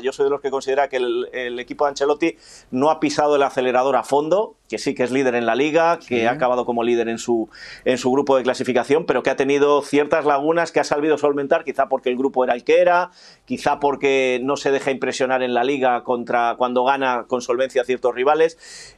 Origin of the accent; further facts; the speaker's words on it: Spain; soy español